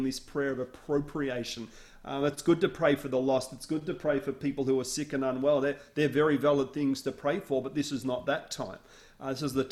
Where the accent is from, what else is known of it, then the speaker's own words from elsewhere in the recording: Australia; now in United States; I grew up on the southern tip of the Australian mainland